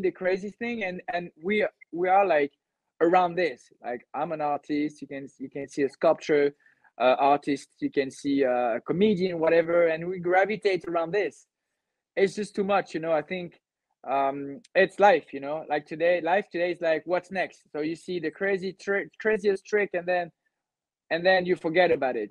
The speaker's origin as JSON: {"language": "English", "town": "Cannes", "region": "Provence-Alpes-Côte d'Azur", "country": "France", "tie": "born or raised there", "said": "i'm from the southeast of france i grew up in cannes"}